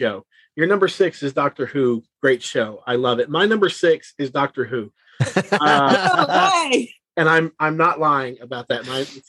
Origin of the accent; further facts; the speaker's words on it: Kentucky, United States; where I grew up in Kentucky, we really didn't get, you know, anything.